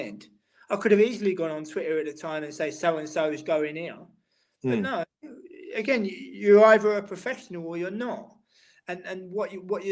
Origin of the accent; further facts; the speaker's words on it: London, United Kingdom; moved away as an adult; now in Amsterdam, Netherlands; my daily job is working for the Amsterdam City Council as a Londoner